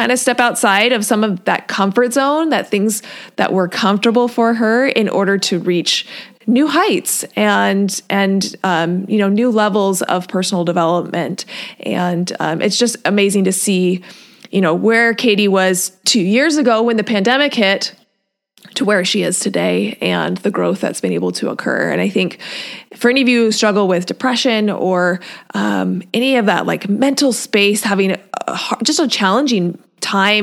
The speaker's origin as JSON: {"language": "English", "region": "Washington", "country": "United States", "tie": "born or raised there", "said": "I grew up in Washington."}